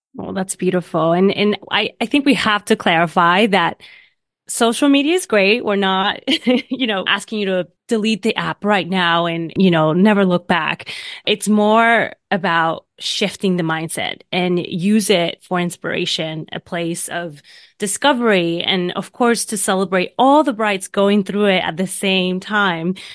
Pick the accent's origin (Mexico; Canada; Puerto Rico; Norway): Puerto Rico; Vega Baja; now in New York City, United States; born and raised in Puerto Rico in a small city in the north of the island called Vega Baja